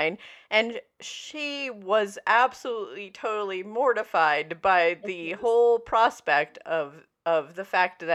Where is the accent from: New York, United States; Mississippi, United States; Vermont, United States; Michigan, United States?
Vermont, United States; when I was a young lass of teenage years, and I lived in Vermont